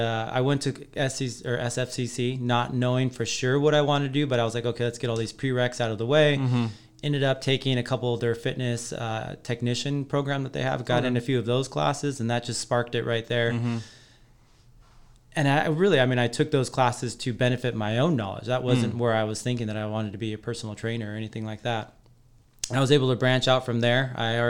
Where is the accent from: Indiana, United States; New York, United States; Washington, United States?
Washington, United States; Colbert; Green Bluff. Yeah. So I was at Colbert Elementary too.